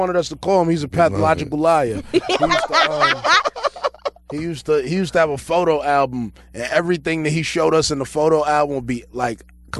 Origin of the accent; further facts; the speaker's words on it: New York, United States; And I'm like, "Yeah, I'm from New York."